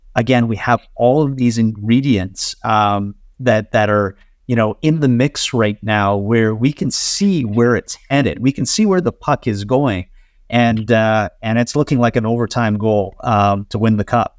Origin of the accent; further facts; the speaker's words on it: Ontario, Canada; I'm an immigrant myself. Um, you know, my parents, uh, uh, relocated our family here, uh, when I was only six years old. Uh, but I consider myself, uh, to be every bit as Canadian as anyone else